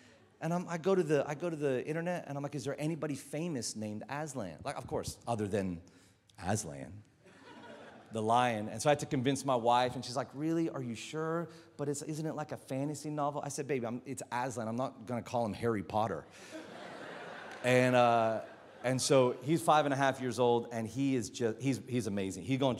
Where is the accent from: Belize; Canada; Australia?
Australia; accent: American; also born or lived in New Zealand; now in Philippines; So that's why I have an American accent, but I promise you I'm Australian. My dad's from Newcastle.